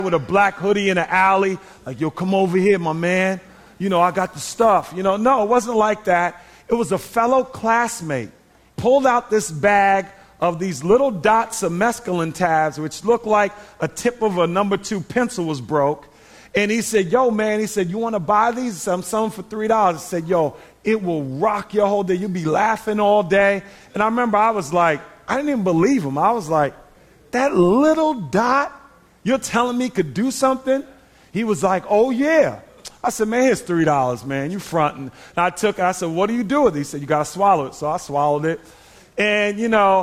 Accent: New York City, New York, United States; I grew up in Queens, New York, in the Hollis area

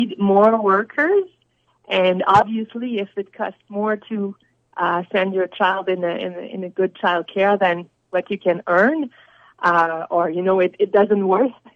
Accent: Quebec, Canada; I come from Quebec, and we're blessed in Quebec

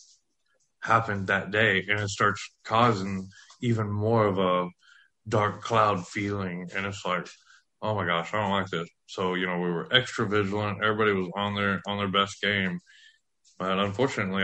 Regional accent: West Texas, United States; I grew up in West Texas

